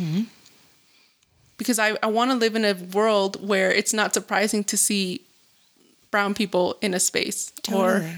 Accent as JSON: {"language": "English", "region": "Zacatecas", "country": "Mexico", "said": "And I was like, well, I'm from Zacatecas. Like, we say things differently."}